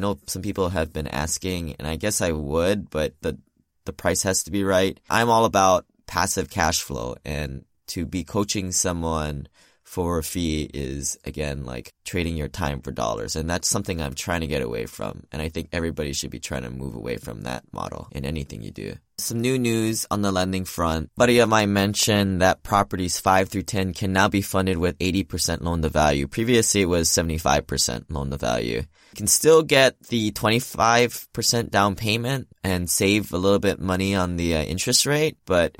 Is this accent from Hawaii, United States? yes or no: yes; Hawaii, United States; born or raised there; moved away as an adult; now in Seattle, United States